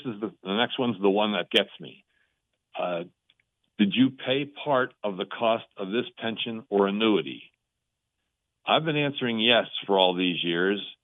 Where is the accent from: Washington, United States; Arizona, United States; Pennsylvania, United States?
Pennsylvania, United States; Allentown; moved away as an adult; now in Denver, United States; I'm from Ara-, Allentown originally. We moved out here to be with the grandkids